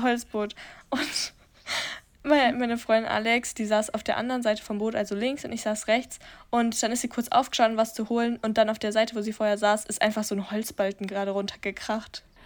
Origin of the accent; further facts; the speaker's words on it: Germany; bei uns in Deutschland